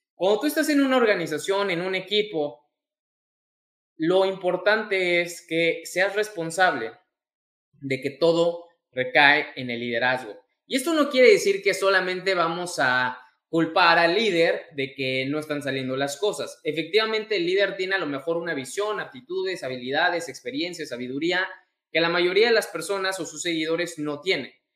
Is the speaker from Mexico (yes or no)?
yes; Mexico; mexicano, emprendedor y empresario